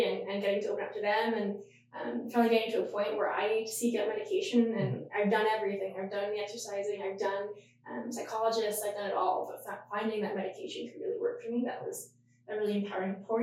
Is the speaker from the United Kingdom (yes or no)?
no; Yellowknife, Northwest Territories, Canada; I'm actually born and raised in Yellowknife. So way up in the north of the territories